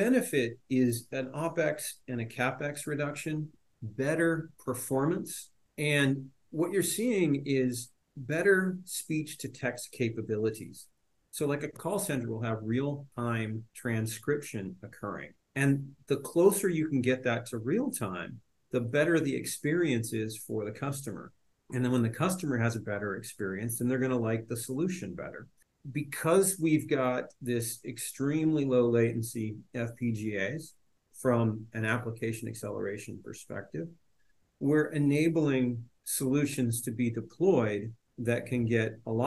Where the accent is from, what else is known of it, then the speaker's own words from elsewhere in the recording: Ventura, California, United States; I grew up somewhere near Ventura, California